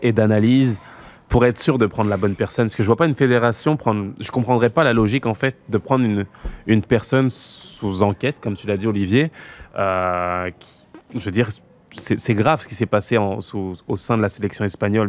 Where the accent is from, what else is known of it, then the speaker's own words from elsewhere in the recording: Noisy-le-Sec, Île-de-France, France; chez moi, à Noisy-le-Sec